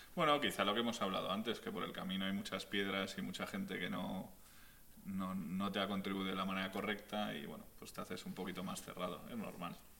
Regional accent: Spain; now in Mexico; yo como español

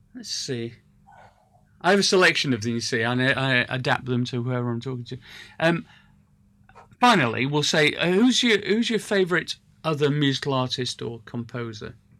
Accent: Sheffield, Yorkshire and the Humber, United Kingdom; I come from Sheffield

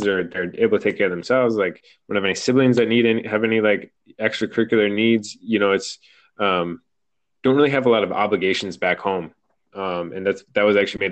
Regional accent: Midwest, United States; moved away as an adult; now in California, United States; coming from the Midwest

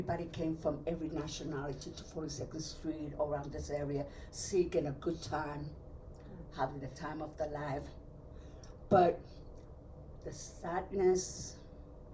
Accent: New York City, New York, United States; also born or lived in Puerto Rico; I was brought to New York City when I was 5 or 6 years old. I had all my schooling here.

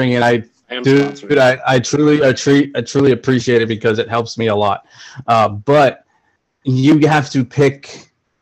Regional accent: Boston, Massachusetts, United States; I'm from the hood, man. I'm from Boston.

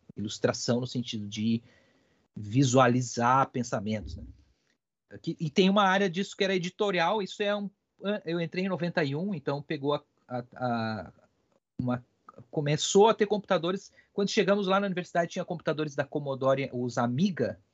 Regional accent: Ibirubá, Rio Grande do Sul, Brazil; moved away; eu sou do interior, né, do Rio Grande do Sul, sou de Ibirubá, que é uma cidade bem pequenininha lá

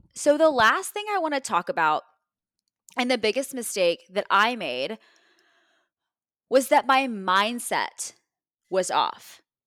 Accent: Texas, United States; moved away as an adult; now in Ohio, United States; I'm in Ohio, I'm from Texas, I'm in a foreign city still

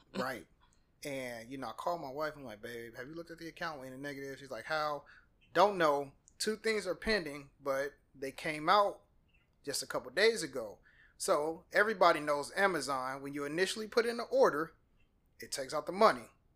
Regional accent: Peoria, Illinois, United States; moved away as an adult; now in Atlanta, United States; I was raised in Peoria, Illinois

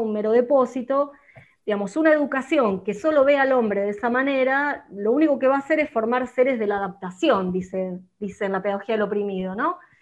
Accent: Arroyo Seco, Santa Fe, Argentina; Soy de Arroyo Seco

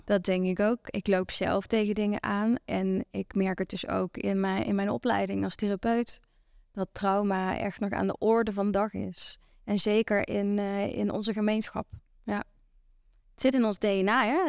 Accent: Venlo, Limburg, Netherlands; Ik kom uit Venlo

